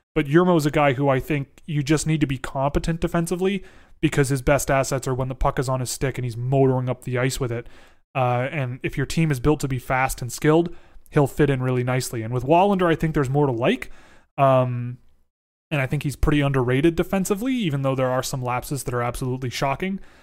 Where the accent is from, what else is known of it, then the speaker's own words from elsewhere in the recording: Toronto, Ontario, Canada; I grew up in Toronto